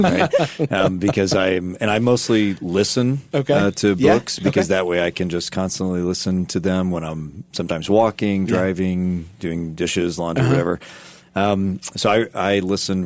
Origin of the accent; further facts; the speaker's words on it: Illinois, United States; I'm from Illinois